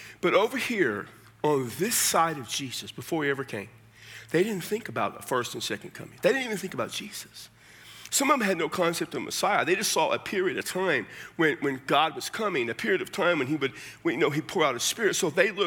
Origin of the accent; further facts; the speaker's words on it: South Texas, United States; now in Las Cruces, United States; I'm from South Texas